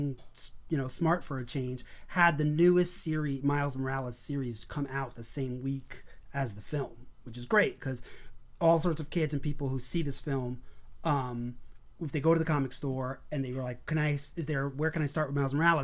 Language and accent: English; New York City, New York, United States; being a Puerto Rican kid growing up in Brooklyn